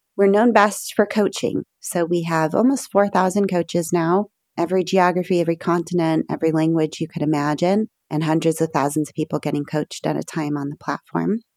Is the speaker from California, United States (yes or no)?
yes; Berkeley, California, United States; I grew up in Berkeley, California, I live today about three miles from the house I grew